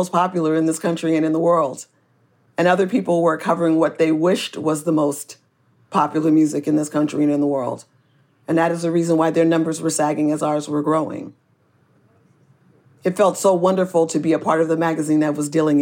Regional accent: Oakland, California, United States; I am from Oakland and we have a baseball team and we are really a good and strong community here

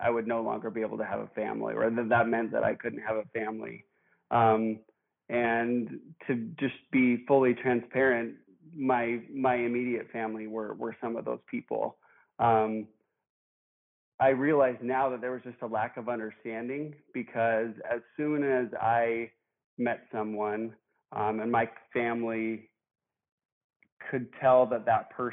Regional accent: Billings, Montana, United States; I am from Billings, Montana

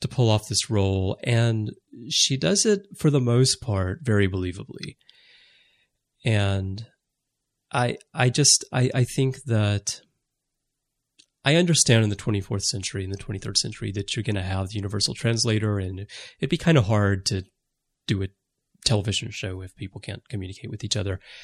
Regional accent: United States; I'm American

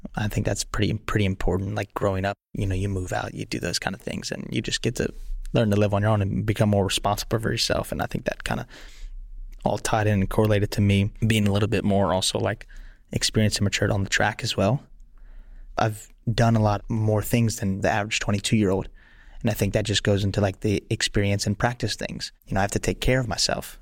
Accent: Lafayette, Louisiana, United States; also born or lived in Sweden; I started out in my parents' backyard in Lafayette, Louisiana

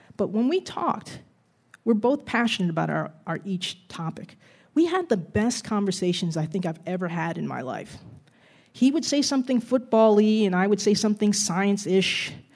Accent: Jersey City, New Jersey, United States; growing up in Jersey City in the seventies

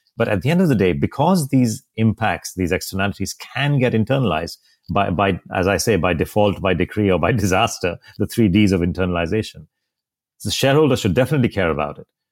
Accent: India; also born or lived in Mumbai; my home country in India

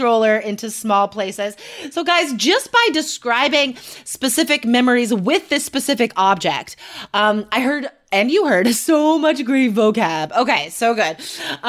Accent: United States; now in Portland, United States; being an American

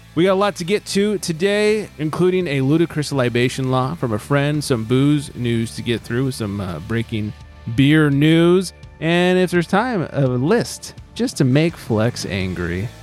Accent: California, United States; as a Californian

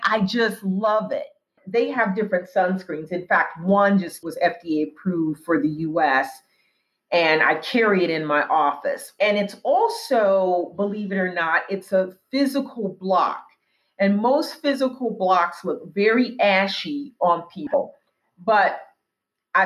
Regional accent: Tacoma, Washington, United States; now in Washington, D.C., United States; The department store where I grew up in Tacoma, Washington

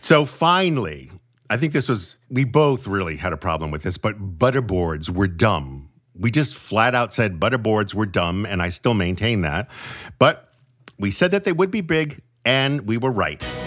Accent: New England, United States; growing up in New England

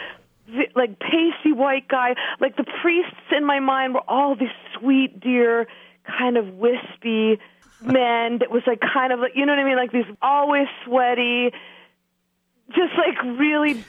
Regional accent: Ohio, United States; Growing up in Ohio

